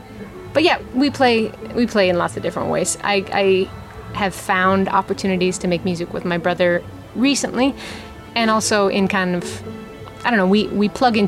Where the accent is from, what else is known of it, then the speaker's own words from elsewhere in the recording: Upper Peninsula of Michigan, United States; I grew up in the Upper Peninsula of Michigan